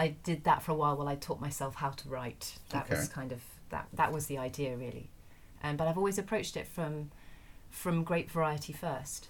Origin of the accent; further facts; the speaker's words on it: Essex, East of England, United Kingdom; also born or lived in London; I'm from Essex